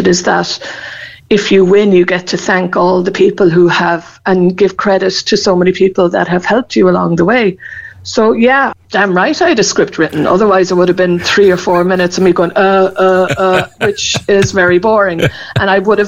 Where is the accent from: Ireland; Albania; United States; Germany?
Ireland; Cork, Munster; I come from Ahla, but my mum was from Bear and dad from Coolay, so I know that part of the country very well